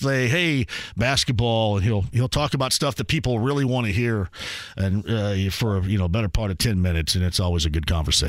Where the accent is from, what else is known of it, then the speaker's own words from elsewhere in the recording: Owensburg, Indiana, United States; growing up in Eastern Greene County, you and Salisbury, me and Owensburg